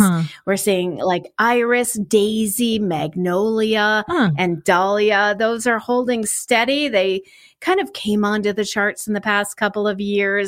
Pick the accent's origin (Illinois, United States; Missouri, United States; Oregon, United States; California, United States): Illinois, United States; Chicago; I grew up in the Chicago area